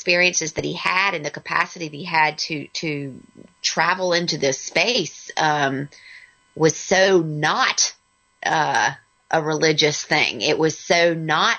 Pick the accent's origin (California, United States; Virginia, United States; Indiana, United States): Virginia, United States; we're both from Virginia.